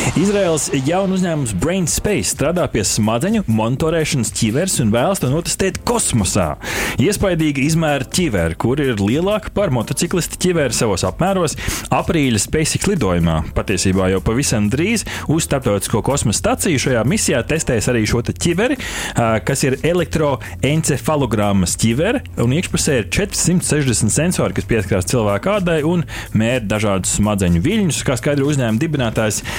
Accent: Latvia

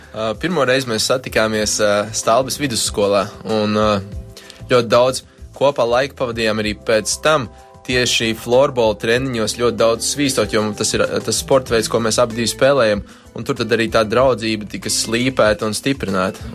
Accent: Cēsis, Vidzeme, Latvia; moved away as an adult; now in Riga, Latvia; jaunība ir pavadīta studējot CS valsts gimnājā, un uh, tā visa jauni, jaun, jauniešu dzīve arī ap turieni ir grozījusies

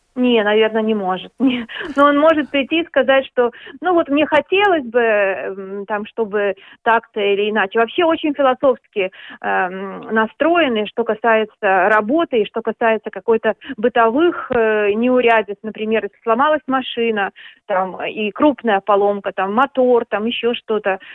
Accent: Minsk, Belarus; moved away as an adult; now in Denmark; я уехала из Минска, из Беларуси, я, я минчанка

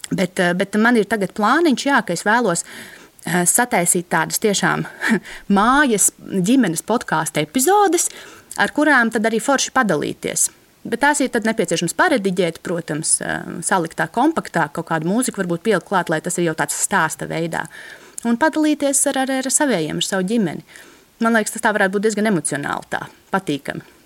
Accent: Latvia; man kā bērnam, kas audzis brīvā Latvijā

